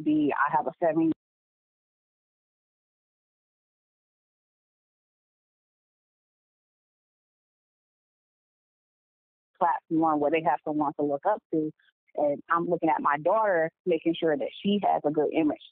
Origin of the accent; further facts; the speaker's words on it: West Michigan, United States; moved away as an adult; now in Charlotte, United States; I'm in the Charlotte area, Charlotte, North Carolina, but I am originally from West Michigan